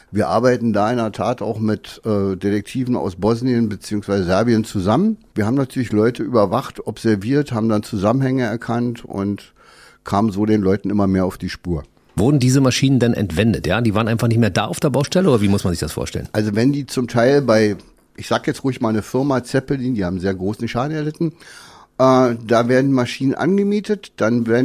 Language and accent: German; Berlin, Germany; Gut, also ich bin in Berlin aufgewachsen, habe eine Lehre als Krankenpfleger gemacht, in dem Beruf auch fünf, sechs Jahre gearbeitet.